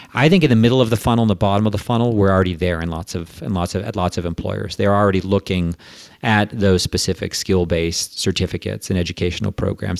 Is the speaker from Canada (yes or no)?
yes; Canada; accent: Quebecois; moved away as an adult; also born or lived in United States; I'm from Canada originally, and my whole education up through high school was in French, actually.